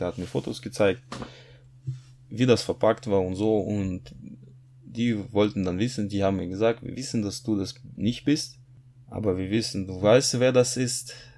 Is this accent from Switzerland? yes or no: no; Kazakhstan; moved away as an adult; now in Germany; Ich bin 1981 geboren. in Kasachstan in nichtchristliche Familie